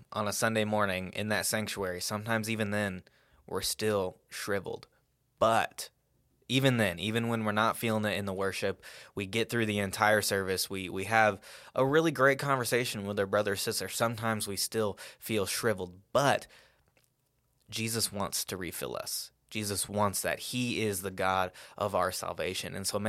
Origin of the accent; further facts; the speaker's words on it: Salado, Texas, United States; I grew up in Salado and a relatively wealthy household.